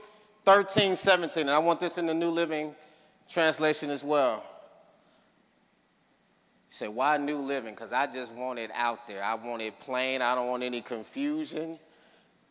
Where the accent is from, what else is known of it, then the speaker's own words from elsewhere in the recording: Chicago, Illinois, United States; moved away; my hometown, Chicago